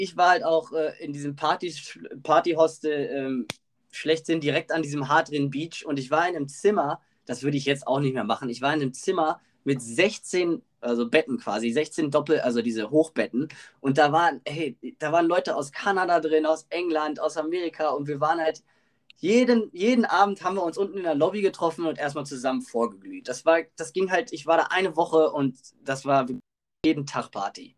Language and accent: German; Germany; ich natürlich als Deutscher